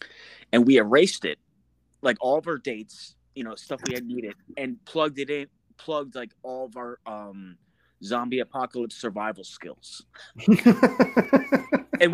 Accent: East Coast, United States; I'm from the East Coast, dude

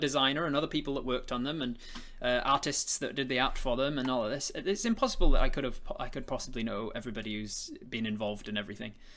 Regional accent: England, United Kingdom; I'm English

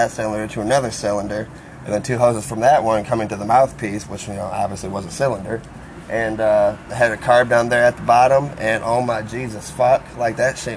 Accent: Norwalk, United States; living on in Norwalk, in my hometown

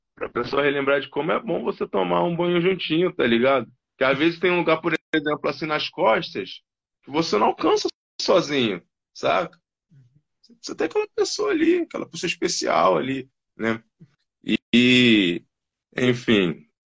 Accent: Rio de Janeiro, Brazil; moved away as an adult; now in São Paulo, Brazil; eu sou do Rio de Janeiro.

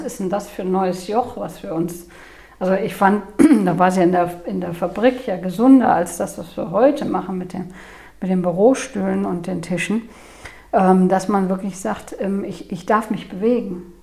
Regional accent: Cologne, North Rhine-Westphalia, Germany; komme ich aus Köln

